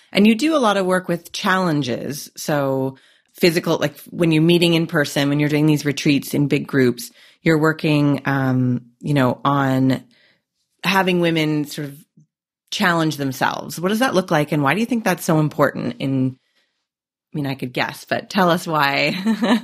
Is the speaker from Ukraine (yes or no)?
no; Canada; I'm Canadian